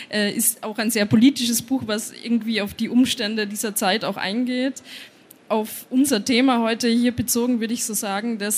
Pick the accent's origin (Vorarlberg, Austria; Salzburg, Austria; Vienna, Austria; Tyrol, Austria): Tyrol, Austria; weil ich bin in Osttirol aufgewachsen, das sind ja überall Berge